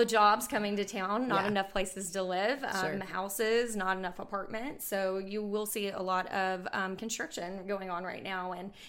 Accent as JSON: {"language": "English", "town": "Bowling Green", "region": "Kentucky", "country": "United States", "moved": "yes", "lives_now": "Huntsville, United States", "said": "I'm originally from Bowling Green, Kentucky, and I moved to Huntsville in 2009."}